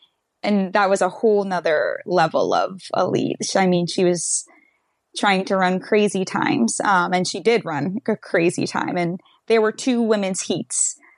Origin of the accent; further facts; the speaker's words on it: New York City, New York, United States; because we're all in from the New York City area.